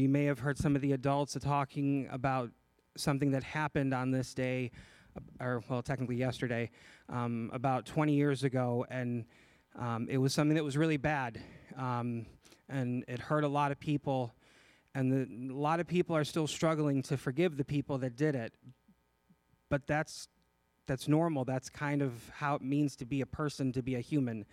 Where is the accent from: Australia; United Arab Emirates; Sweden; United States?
United States; just outside of Chicago, Illinois; I'm from Illinois, just outside of Chicago